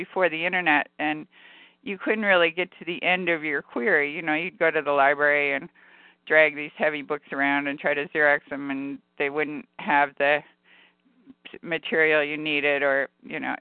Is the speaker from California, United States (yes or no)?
yes; California, United States; I'm from California